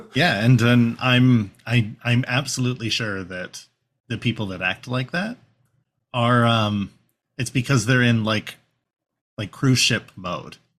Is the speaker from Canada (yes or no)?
yes; Canada; We're white presenting Canadians